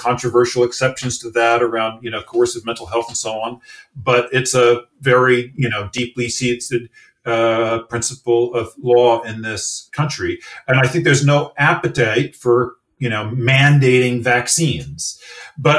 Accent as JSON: {"language": "English", "country": "United States", "accent": "American", "said": "you can maybe tell from my accent, from an American"}